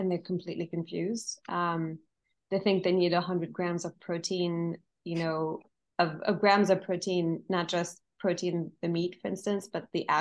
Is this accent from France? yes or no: yes; France; moved away; I'm originally from France